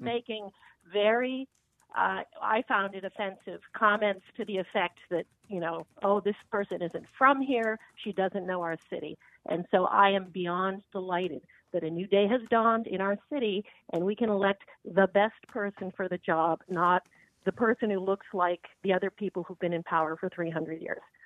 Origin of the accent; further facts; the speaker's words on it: Canada; now in Boston, United States; I was born in Canada.